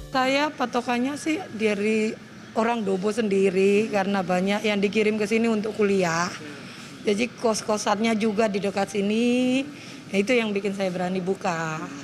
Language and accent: Indonesian; Java, Indonesia; sebagai orang Jawa, saya